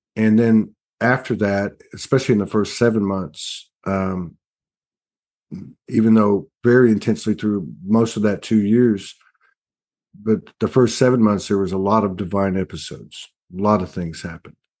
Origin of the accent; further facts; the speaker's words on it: South Texas, United States; I come from South Texas. We have, we had a, a lot of family roots in the town, big, big family